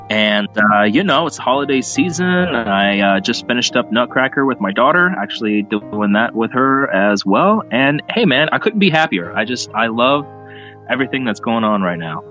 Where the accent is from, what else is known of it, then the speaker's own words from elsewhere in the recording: Texas, United States; moved away; my uh, background when I was a kid growing up in Texas